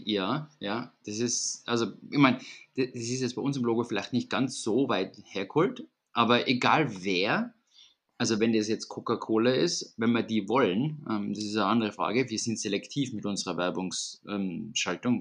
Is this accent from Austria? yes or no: yes; Vienna, Austria; bei uns in Wien